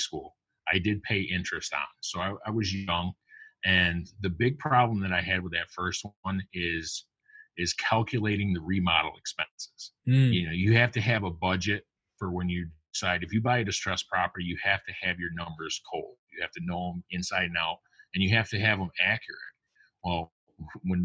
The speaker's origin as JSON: {"language": "English", "region": "upstate New York", "country": "United States", "said": "I'm from New York, upstate, not down in the city."}